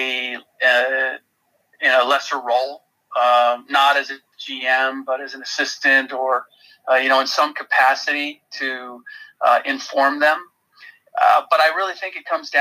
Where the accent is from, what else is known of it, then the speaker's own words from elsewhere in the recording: Cincinnati, Ohio, United States; moved away; growing up in Cincinnati and the Reds